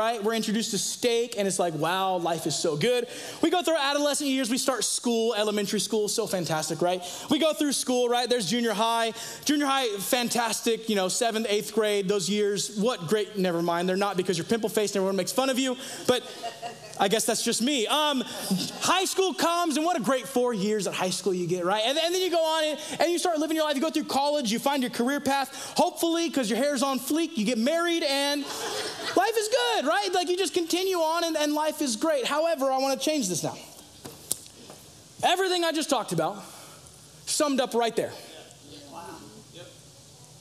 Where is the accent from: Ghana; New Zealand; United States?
United States; Los Angeles and San Diego, California; moved away as an adult; now in Idaho, United States; I come from Los Angeles and San Diego